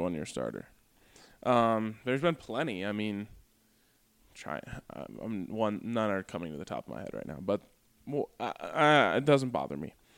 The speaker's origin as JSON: {"language": "English", "town": "Boulder", "region": "Colorado", "country": "United States", "tie": "born or raised there", "said": "I grew up in Boulder"}